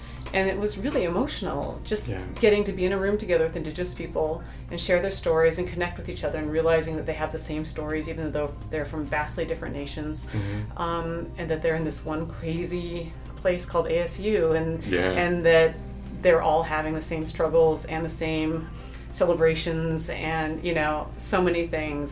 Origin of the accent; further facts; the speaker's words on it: South Dakota, United States; I grew up in South Dakota